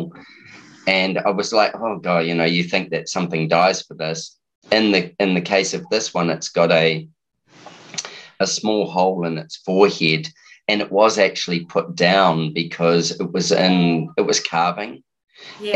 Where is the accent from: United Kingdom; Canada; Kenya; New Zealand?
New Zealand; now in Brisbane, Australia; being a Kiwi